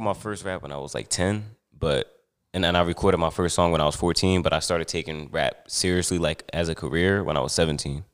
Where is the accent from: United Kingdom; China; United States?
United States; Newark, New Jersey; also born or lived in Montclair, New Jersey / East Orange, New Jersey; although I was born and raised in Montclair, I spent, like, most of my childhood in Newark and East Orange